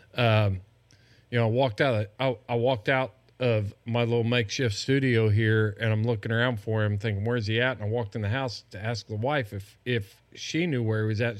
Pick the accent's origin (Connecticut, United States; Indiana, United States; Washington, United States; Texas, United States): Indiana, United States; moved away; I'm, I'm from Indiana